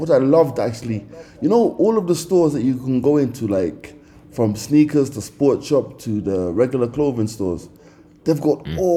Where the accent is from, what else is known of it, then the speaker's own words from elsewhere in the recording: Jamaica; now in Kenya; yeah I'm from Jamaica I live in Kenya